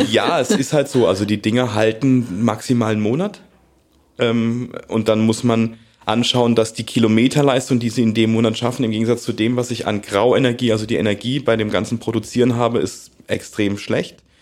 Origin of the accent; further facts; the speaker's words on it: Mannheim, Baden-Württemberg, Germany; ich komme aus Mannheim